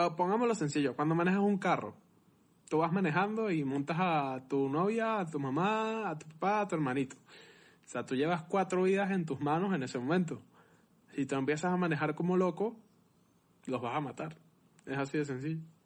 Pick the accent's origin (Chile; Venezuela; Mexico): Venezuela; yo soy venezolano